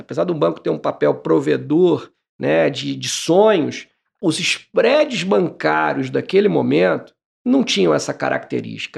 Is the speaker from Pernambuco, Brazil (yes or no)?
no; Barra Mansa, Rio de Janeiro, Brazil; eu nasci em Barra Mansa